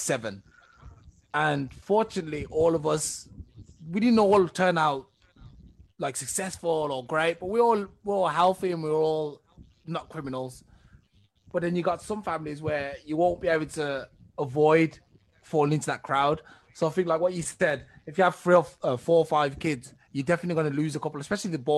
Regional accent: England, United Kingdom; I'm from England.

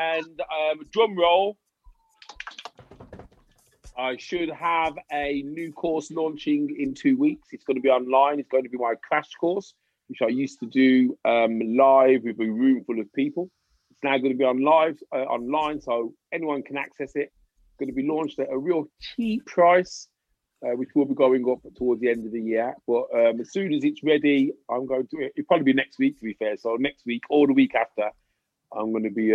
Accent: England, United Kingdom; accent: English; a black guy with an English accent

